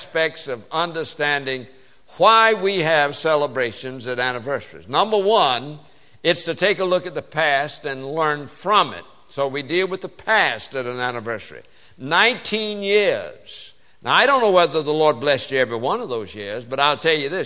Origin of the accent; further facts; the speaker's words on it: the South, Southern United States, United States; accent: Southern; I speak Southern. English is my second language.